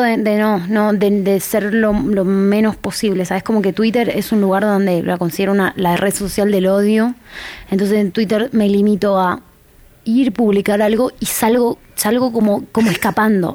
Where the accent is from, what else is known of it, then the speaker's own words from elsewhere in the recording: Jujuy, Argentina; also born or lived in Tucumán, Argentina; now in Buenos Aires, Argentina; yo ya venía de Jujuy, que es la provincia más al norte donde yo nací, a Tucumán